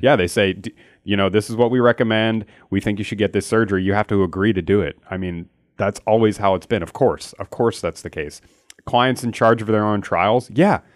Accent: Philadelphia, Pennsylvania, United States; I'm from Philly

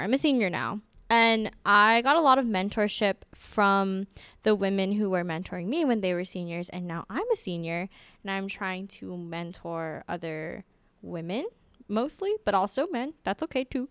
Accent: Honolulu, Hawaii, United States; now in West Lafayette, United States; I'm from Honolulu, Hawaii

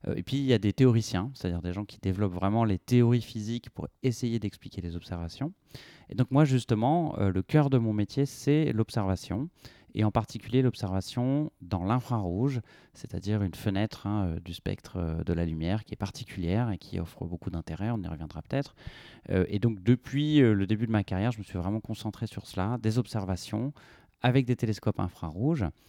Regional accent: Brittany, France; now in Toulouse, France; j'ai grandi en Bretagne

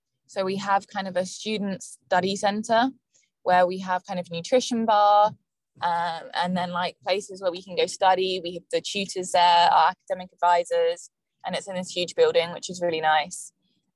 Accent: England, United Kingdom; now in Florida, United States; I came all the way from England to study more English

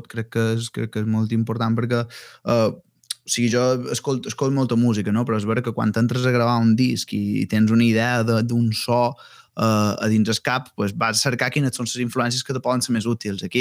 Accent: Balearic Islands, Spain; accent: Mallorcan; fer això en, en, en, en el meu dialecte, en el mallorquí

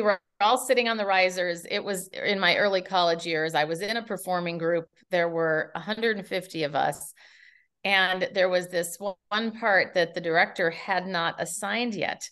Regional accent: Minneapolis, Minnesota, United States; moved away as an adult; now in San Francisco, United States; Minneapolis is my hometown

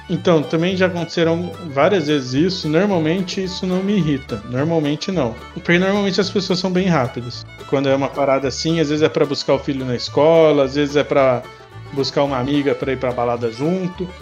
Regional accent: São José do Rio Preto, São Paulo, Brazil; Sou de São José do Rio Preto, aqui do interior

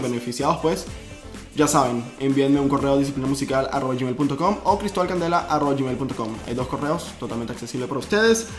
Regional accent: Venezuela; moved away; yo soy venezolano

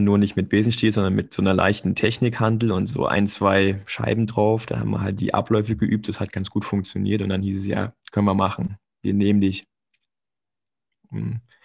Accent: Stuttgart area, Baden-Württemberg, Germany; moved away; ich komme aus der Stuttgarter Ecke. Also ich habe dann quasi bei Ostelsheim gespielt und später bei Althengstedt

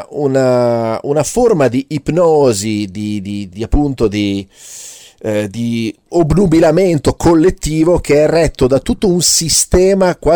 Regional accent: Switzerland; Io vengo dalla Svizzera e quando ero bambino mangiavo queste cosine di panna ricoperte di cioccolato che si chiamavano i moretti.

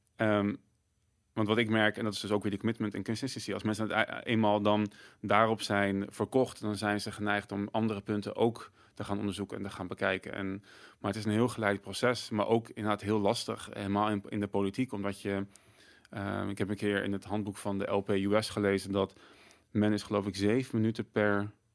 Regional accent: Netherlands

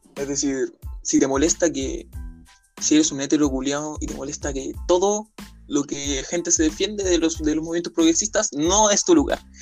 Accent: Chile; yo soy de Chile

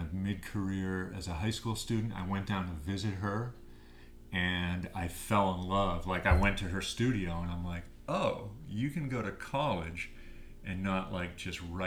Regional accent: Waltham, Massachusetts, United States; also born or lived in Brighton, Massachusetts; I was born in Brighton, Massachusetts, but I grew up in Waltham

